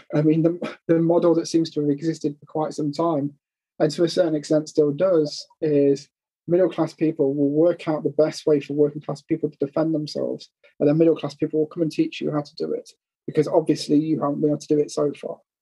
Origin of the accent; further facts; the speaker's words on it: United Kingdom; we're British